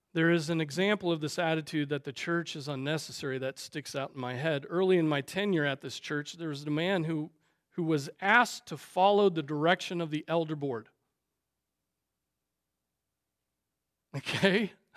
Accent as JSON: {"language": "English", "country": "United States", "said": "we as American Christians"}